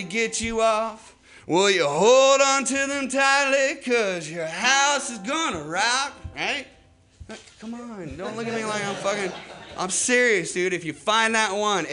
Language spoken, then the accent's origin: English; Indiana, United States; I'm from Indiana